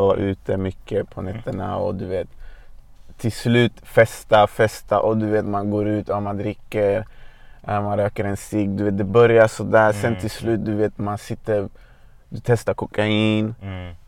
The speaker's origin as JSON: {"language": "Swedish", "town": "Botkyrka", "region": "Stockholm County", "country": "Sweden", "tie": "born or raised there", "said": "Jag är född och uppvuxen i Hallunda i norra Botkyrka."}